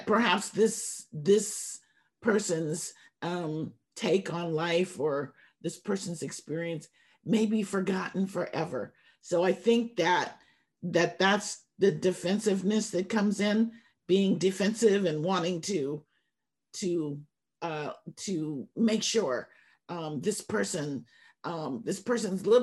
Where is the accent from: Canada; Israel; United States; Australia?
United States; Oakland, California; As young people growing up in Oakland